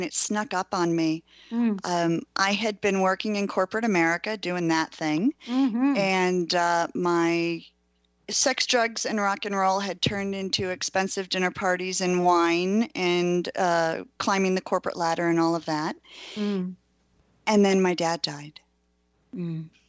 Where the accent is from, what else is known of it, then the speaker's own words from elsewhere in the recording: Ann Arbor, Michigan, United States; moved away; We're also hitting Ann Arbor, which is back where my hometown is.